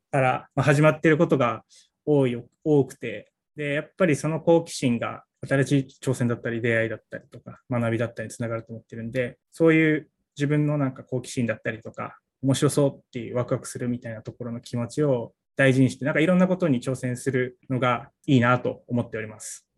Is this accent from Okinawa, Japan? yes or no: yes; Okinawa, Japan; moved away; ちっちゃい時からあの父親がなんか釣りとかで、はい、えーと、瀬長島行ったりして